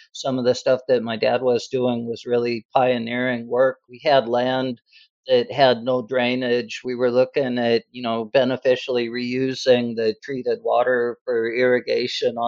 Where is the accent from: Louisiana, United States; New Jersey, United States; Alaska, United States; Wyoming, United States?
Wyoming, United States; Laramie; also born or lived in Phoenix; now in Houston, United States; I'm from Laramie, Wyoming